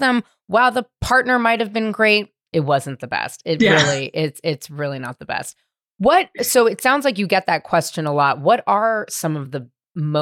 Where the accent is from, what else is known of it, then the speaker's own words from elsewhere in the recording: San Francisco, California, United States; I grew up in San Francisco